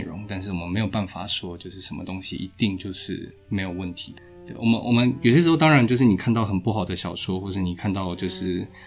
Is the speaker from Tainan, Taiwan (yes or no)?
yes; Tainan, Taiwan; 我是台南人，然后就是，呃，目前的话从八月一号开始在那个成功大学担任医师